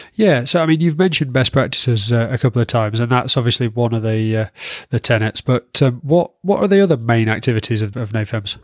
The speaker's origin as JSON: {"language": "English", "region": "Yorkshire and the Humber", "country": "United Kingdom", "said": "I'm from Yorkshire, so I struggle with long vowel sounds"}